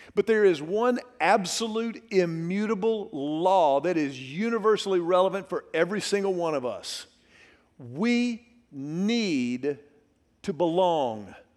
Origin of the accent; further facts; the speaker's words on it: Houston, Texas, United States; also born or lived in Dallas; I grew up in Houston during the Love You Blue era of the Houston Oilers.